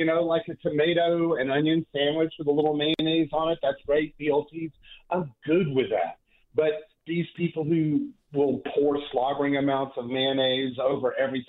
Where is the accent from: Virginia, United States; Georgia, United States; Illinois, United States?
Georgia, United States; Athens; I am born and raised in Athens, Georgia. I went to the university